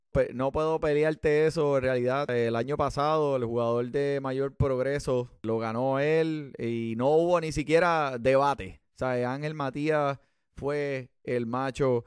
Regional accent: Carolina, Puerto Rico; yo me crié en Carolina

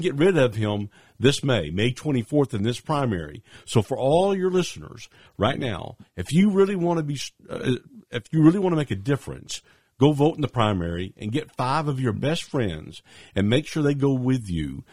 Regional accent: Arkansas, United States; also born or lived in Little Rock, Arkansas / Ozark, Arkansas / Bentonville, Arkansas / Batesville, Arkansas; I grew up in Arkansas. This has been home, uh, I was born here, born right in Little Rock.

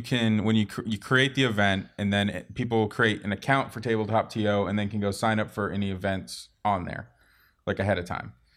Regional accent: Boston, Massachusetts, United States; moved away; also born or lived in Portsmouth, New Hampshire; I was born in Boston.

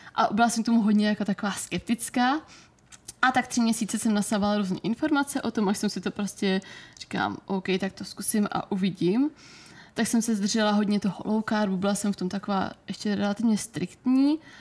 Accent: Brno, South Moravian Region, Czechia; u nás v Brně jsem si dělala o Fitness institutu kurz výživního poradce

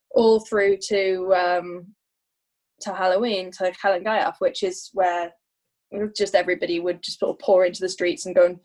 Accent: United Kingdom; I'm Anglo. I'm Anglo Welsh

